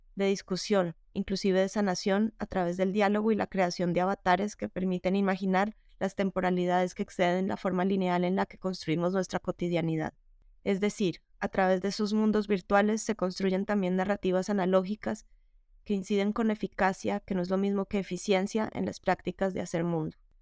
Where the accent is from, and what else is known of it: Bogotá, Colombia; born or raised there; now in Spain